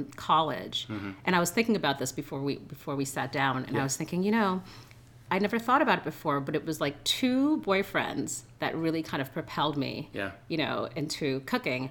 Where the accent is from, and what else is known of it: New York City, New York, United States; born or raised there; English is a second language; also born or lived in Haiti / Boston